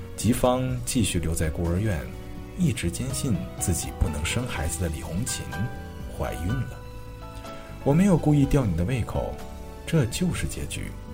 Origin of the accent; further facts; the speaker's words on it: Anhui, China; 我是安徽人